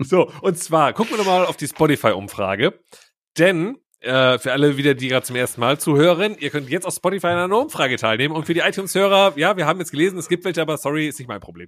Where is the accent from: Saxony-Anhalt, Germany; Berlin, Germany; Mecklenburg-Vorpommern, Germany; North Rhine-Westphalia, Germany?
North Rhine-Westphalia, Germany; Schiefbahn; Schiefbahn ist ja mein Geburtsort.